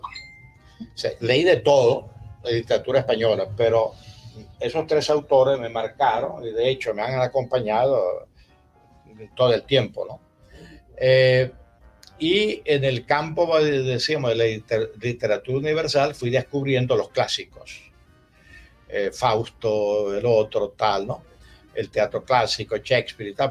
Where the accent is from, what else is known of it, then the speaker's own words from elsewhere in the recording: La Concepción, Zulia, Venezuela; also born or lived in Spain / Paris; yo me crié oyendo Ranchera en la Concepción